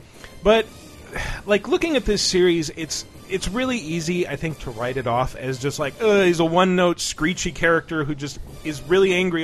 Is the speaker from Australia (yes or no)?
no; England, United Kingdom; I used to have a Betamax. Because I'm English.